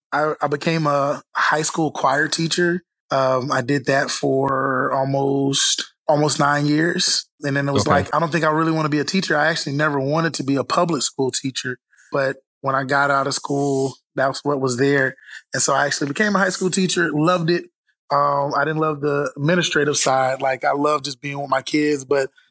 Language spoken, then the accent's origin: English; Orlando, Florida, United States; Born and raised in Florida, Orlando, Florida, Mickey Mouse country